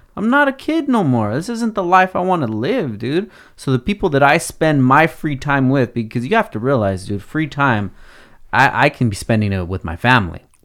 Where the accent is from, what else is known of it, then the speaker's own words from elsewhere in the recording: Oxnard, California, United States; The ideas and the person that I am from Oxnard